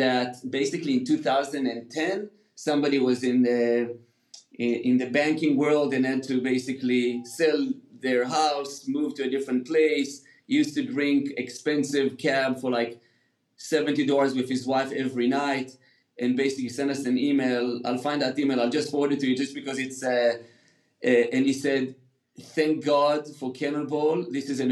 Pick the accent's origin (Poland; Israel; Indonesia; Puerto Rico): Israel; also born or lived in United Kingdom; now in California, United States; I grew up in Israel